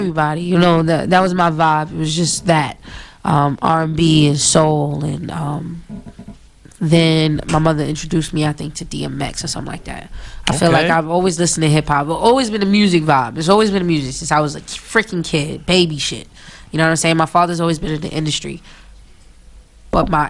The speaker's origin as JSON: {"language": "English", "town": "New York City", "region": "New York", "country": "United States", "also_born_or_lived": "\"the star\" (unclear, where they grew up) / Buffalo", "moved": "yes", "said": "I'm from East New York, Brooklyn, originally"}